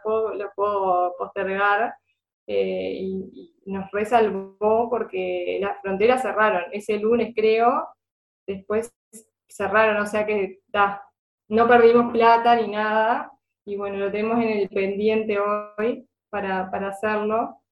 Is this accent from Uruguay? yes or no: yes; Río Negro, Uruguay; yo soy de, de Río Negro